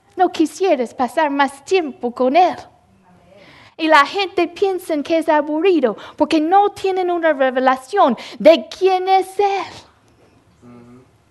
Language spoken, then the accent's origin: Spanish; Louisville, Mississippi, United States; moved away; yo nací en, en Louisville, Mississippi. Un, uh, yo sé que un pueblo tan chiquito. Y el lugar donde yo vivía era, no era un, ni un pueblo, nada más unas casas.